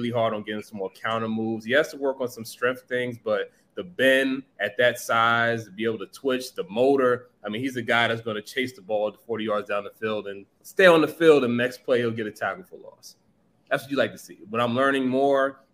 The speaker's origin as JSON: {"language": "English", "town": "New York City", "region": "New York", "country": "United States", "tie": "born or raised there", "also_born_or_lived": "Virginia", "said": "I'm a New Yorker"}